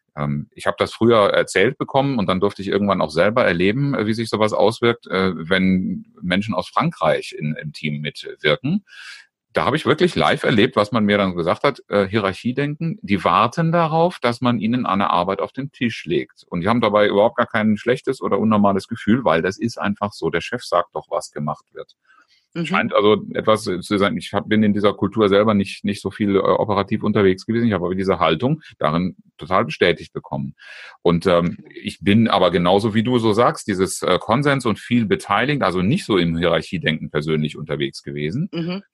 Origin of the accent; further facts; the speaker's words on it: Germany; ich als Deutscher